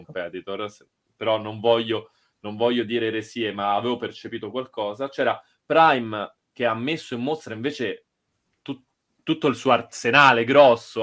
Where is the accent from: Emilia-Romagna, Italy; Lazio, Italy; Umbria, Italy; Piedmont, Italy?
Lazio, Italy; Rome; siamo romani